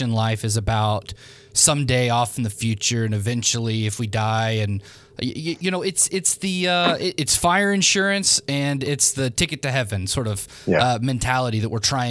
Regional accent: Memphis, Tennessee, United States; I'm from Memphis

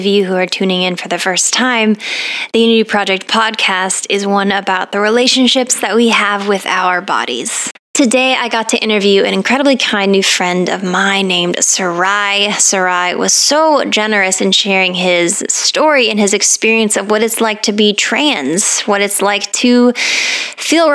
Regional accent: Colorado, United States; moved away; I grew up in Colorado

